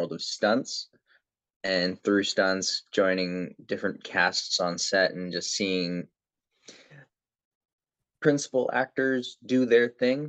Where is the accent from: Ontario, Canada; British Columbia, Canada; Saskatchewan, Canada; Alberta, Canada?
Ontario, Canada; Toronto; born and raised in Toronto, Canada